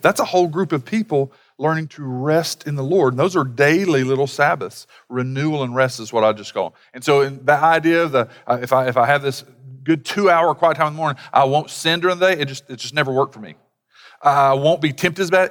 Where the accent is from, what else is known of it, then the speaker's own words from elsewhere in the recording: United States; being from an American culture